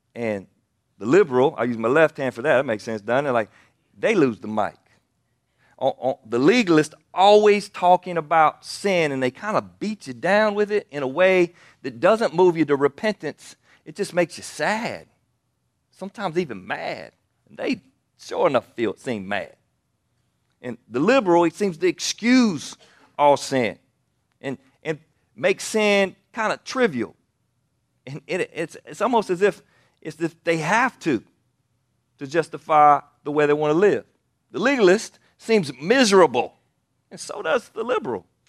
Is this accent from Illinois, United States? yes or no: no; Anderson, South Carolina, United States; I grew up in Anderson, South Carolina